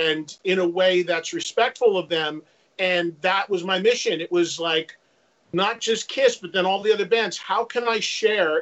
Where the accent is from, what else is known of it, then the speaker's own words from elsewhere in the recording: New Jersey, United States; my hometown in New Jersey has three colleges in it